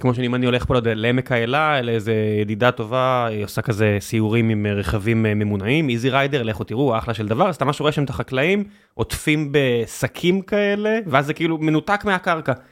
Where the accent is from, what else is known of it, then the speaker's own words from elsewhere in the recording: Beersheba, Southern District, Israel; moved away; כבאר שבעי, אני ב- לשעבר, אני תמיד, אתה יודע, כמי שנולד שם